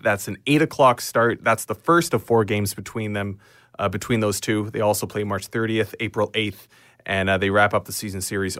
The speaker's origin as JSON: {"language": "English", "town": "Sundre", "region": "Alberta", "country": "Canada", "tie": "born or raised there", "said": "growing up in Sundry"}